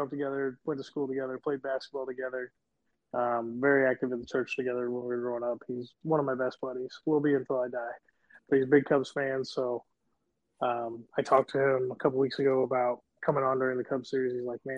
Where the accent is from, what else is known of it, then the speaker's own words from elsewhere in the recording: Indiana, United States; growing up in Indiana